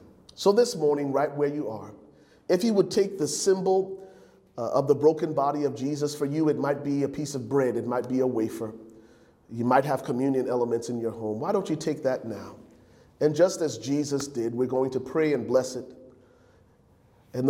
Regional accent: Liberia; moved away; growing up in Liberia as a young man and having our family devotions on the Sunday mornings.

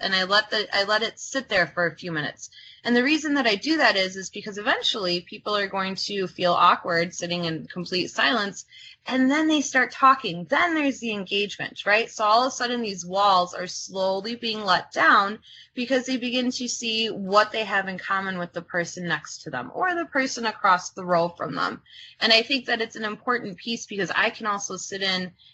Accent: United States; first language Croatian; English is a second language; I'm first generation American. My primary language, my first language was not English

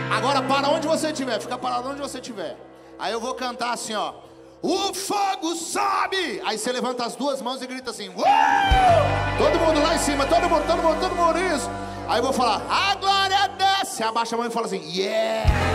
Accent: Brasília, Federal District, Brazil; a gente é lá de Brasília

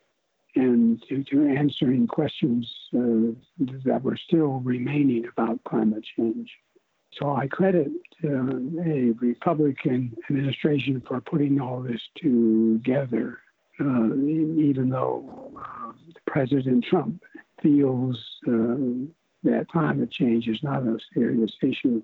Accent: Portland, Oregon, United States; moved away as an adult; also born or lived in Boulder; I grew up in Portland, Oregon

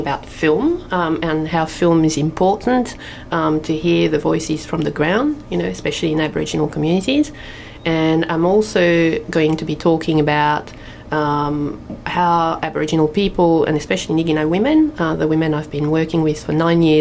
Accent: France; moved away as an adult; also born or lived in Tweed, Australia; now in Australia; I came to Australia from France. I was French. I came to Australia when I was 22

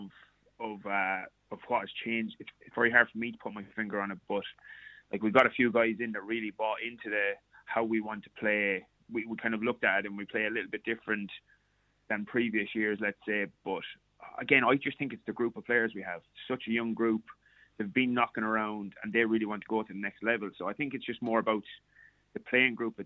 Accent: Roscrea, Tipperary, Ireland; I'm a Tipperary man myself. I'm from Ross Grace

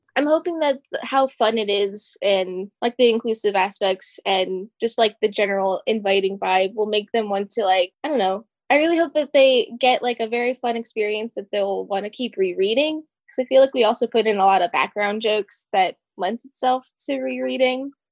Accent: Pennsylvania, United States; I grew up in Pennsylvania surrounded by the woods

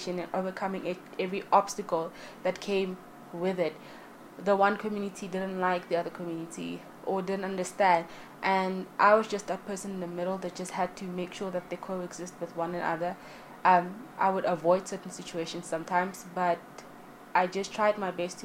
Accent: South Africa; I am South African born and raised, the motherland, as many like to call it

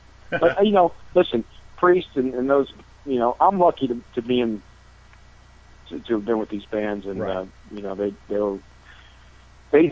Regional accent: Akron, Ohio, United States; from Akron, Ohio, you know, got kids and family and got the restaurant

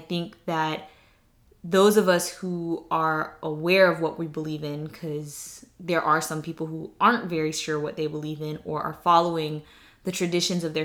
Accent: the South, United States; moved away; I'm from the South

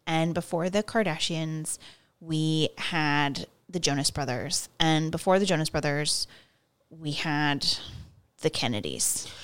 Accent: United States; I, I'm American

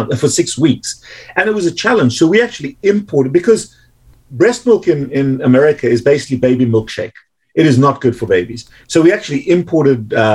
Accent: South Africa; now in United States; growing up in South Africa

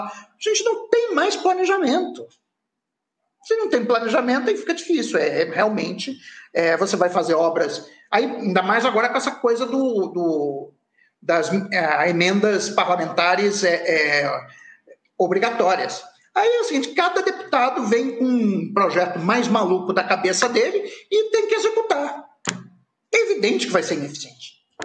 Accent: Rio de Janeiro, Brazil; eu sou nascido no Rio de Janeiro

